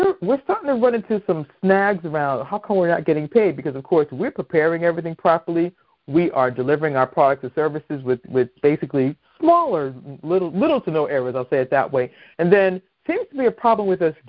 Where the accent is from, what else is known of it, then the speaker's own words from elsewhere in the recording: Boston, Massachusetts, United States; now in Maryland, United States; I'm originally from Boston